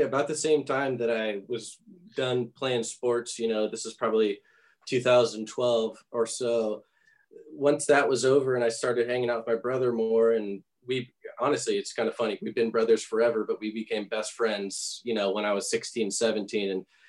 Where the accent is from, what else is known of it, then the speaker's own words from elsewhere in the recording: Southern California, United States; moved away as an adult; now in Nashville, United States; I've lived here for 8 years. I'm from Southern California.